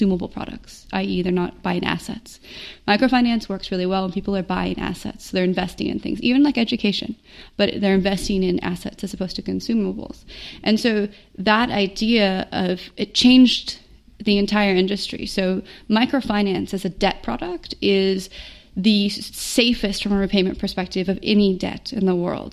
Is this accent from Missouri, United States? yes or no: no; Minnesota, United States; moved away as an adult; also born or lived in Indiana / Chicago / New York; now in South Africa